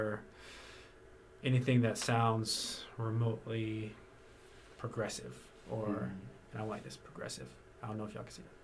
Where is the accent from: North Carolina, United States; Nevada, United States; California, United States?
North Carolina, United States; I've been born and raised in North Carolina